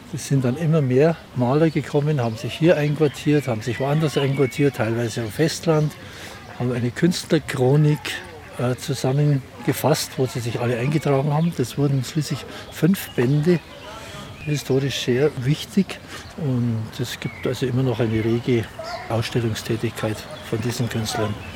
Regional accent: Germany; Für uns als Deutsche

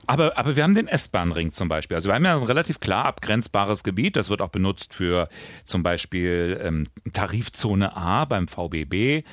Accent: West Germany, Germany; Ich bin Wessi

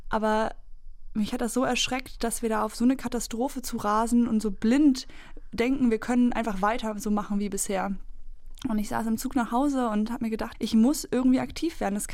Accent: East Germany, Germany; Aus meiner Erfahrung in der DDR, wo ich aufgewachsen

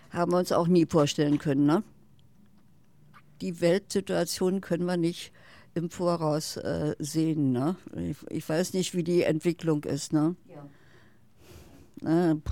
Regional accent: West Germany, Germany; now in Berlin, Germany; Ich wohne direkt in Berlin, ja. Nein, ich bin eine Wessi-Frau. West.

